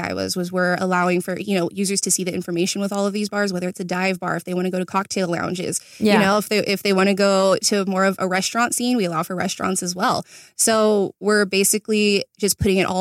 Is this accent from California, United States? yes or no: yes; Chino, California, United States; born and raised in Chino, California